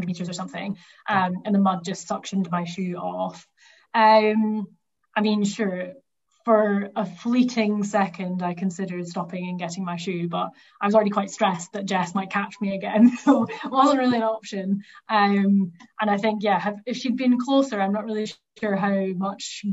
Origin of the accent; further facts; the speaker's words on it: the Highlands of Scotland, United Kingdom; I'm from the Highlands of Scotland